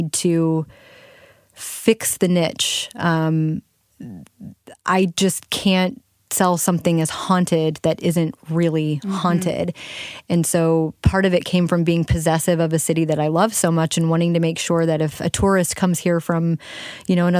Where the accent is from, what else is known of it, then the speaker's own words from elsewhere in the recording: St. Louis, Missouri, United States; I'm from St. Louis. You know, mm-hmm. I mentioned my family's been here for a long time, about 200 years, actually.